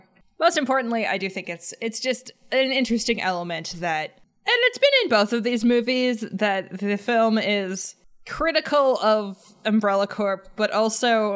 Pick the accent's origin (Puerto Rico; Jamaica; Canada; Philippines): Canada; I'm a Canadian